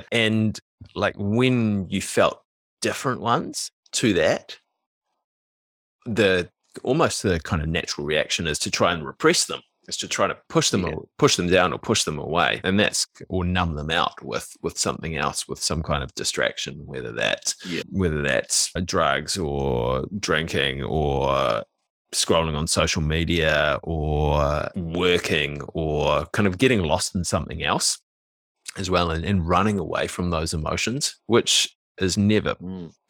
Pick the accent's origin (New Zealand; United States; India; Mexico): New Zealand; young Kiwi males, and I don't know if this is different now, but like we we grew up, we're kind of in our mid to late thirties.